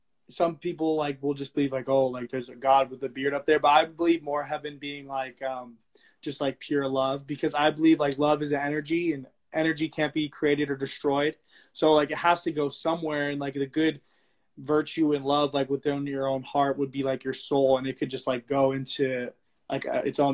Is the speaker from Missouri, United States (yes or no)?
no; Texas, United States; also born or lived in Oregon; now in California, United States; I was born in Texas